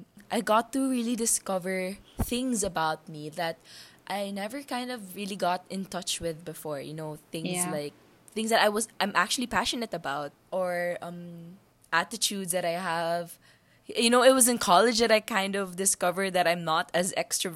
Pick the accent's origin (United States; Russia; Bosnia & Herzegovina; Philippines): Philippines; Bacolod, Negros Occidental; moved away as an adult; also born or lived in Manila; I grew up in Bacolod all my life. And I just moved to Manila to study in Ateneo